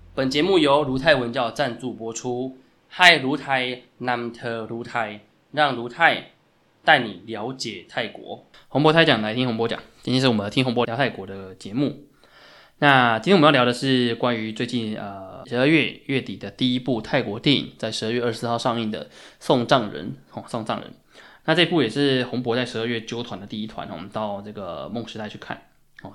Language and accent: Chinese; Taiwan; 作为台湾人，可能我们大家对这个COVID nineteen 其实感觉不深